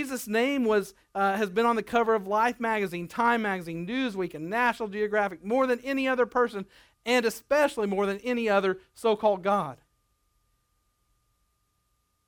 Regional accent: Nebraska, United States; moved away; also born or lived in Arkansas; I grew up in Nebraska where you wrestled people. When I moved to Arkansas and they boxed, I found out the hard way.

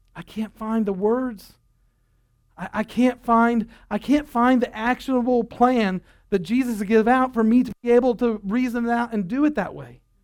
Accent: United States

